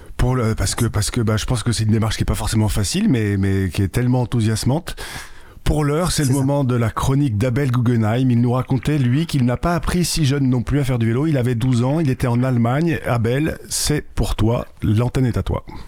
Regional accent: Sainte-Foy-lès-Lyon, Auvergne-Rhône-Alpes, France; j'ai grandi à Lyon et le vélo, euh, enfin à Sainte-Foy-les-Lyon

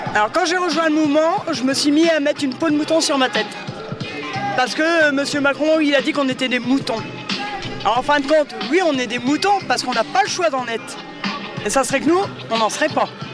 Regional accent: near Noyon, Hauts-de-France, France; Je viens d'à côté de Noyon. Un petit village, un hameau de, à côté de Noyon

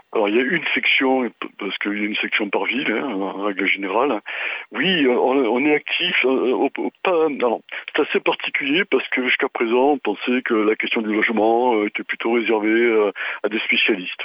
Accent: Marseille, Provence-Alpes-Côte d'Azur, France; je suis à Marseille, je suis marseillais, euh, je suis né, voilà, j'ai 62 ans, donc je connais un peu, un peu la ville

